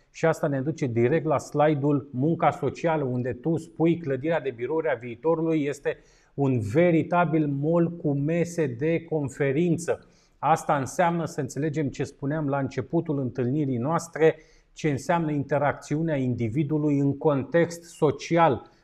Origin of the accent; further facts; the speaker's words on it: Bucharest, Romania; eu ca un bucureștean jet beget